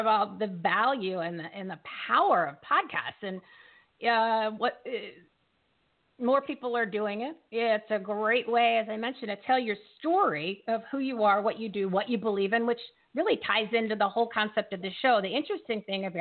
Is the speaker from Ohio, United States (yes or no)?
no; Bridgewater, New Jersey, United States; I'm from Bridgewater.